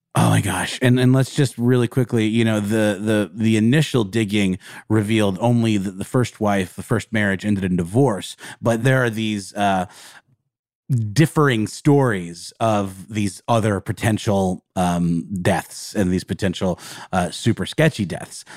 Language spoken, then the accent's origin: English; the South, United States; We're from the South